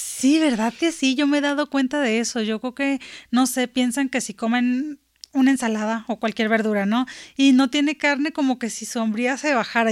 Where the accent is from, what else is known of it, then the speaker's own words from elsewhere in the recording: Sinaloa, Mexico; moved away; yo soy este, de Sinaloa